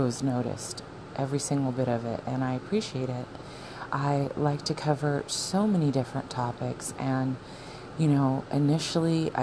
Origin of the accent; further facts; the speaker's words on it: Arizona, United States; moved away; I'm from Arizona. Me and my husband were from Arizona